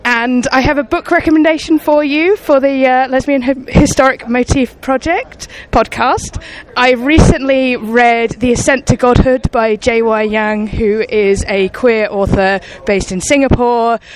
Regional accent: London, United Kingdom; I'm from London in the UK.

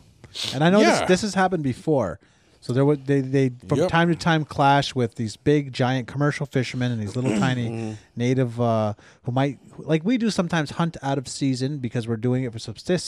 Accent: Snye, Quebec, Canada; That's called growing up in Sny.

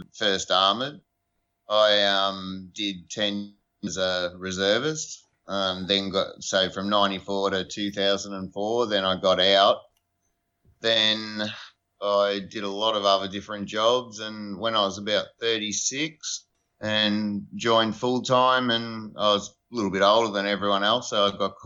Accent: Australia; I grew up on a dairy farm in the middle of nowhere, so 10 miles out of a town that had probably 60 people in it

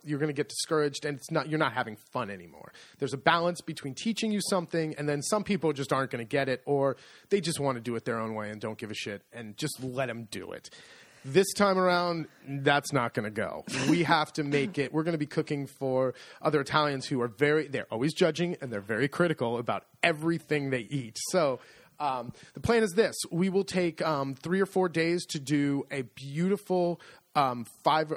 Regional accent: United States; moved away as an adult; now in Italy; I'm very American

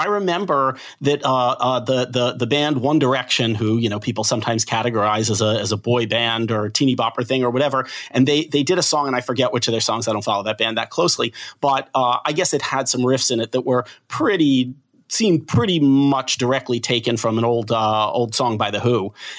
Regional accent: Philadelphia, Pennsylvania, United States; I'm from Philadelphia, so you know, I grew up with a … in my bloodstream

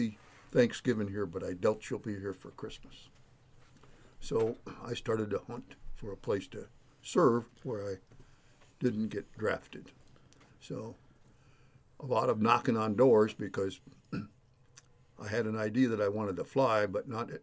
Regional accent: Bridgeport Township, Michigan, United States; I was born and raised down in Bridgeport Township, which is just a little bit south of Saginaw

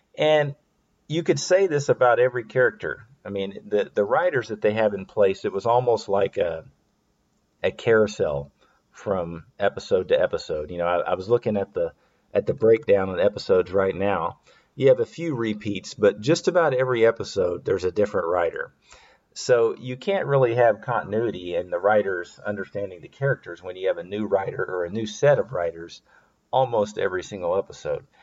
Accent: the South, Southern United States, United States; I'm a Southerner

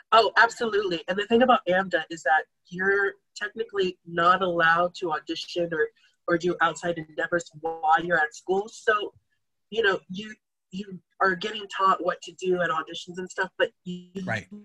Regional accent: Taylor, Texas, United States; also born or lived in Austin, Texas; I was born in Austin, Texas. I was raised in Taylor, Texas

